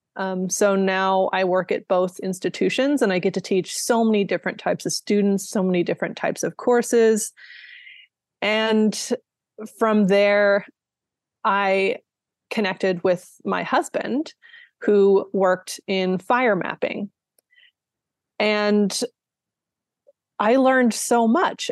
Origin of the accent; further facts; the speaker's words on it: Sierra Nevada, California, United States; I grew up in the Sierra Nevada in kind of a moderate elevation